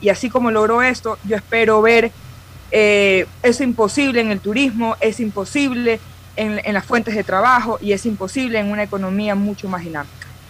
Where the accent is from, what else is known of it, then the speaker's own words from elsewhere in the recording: Ecuador; como ecuatoriana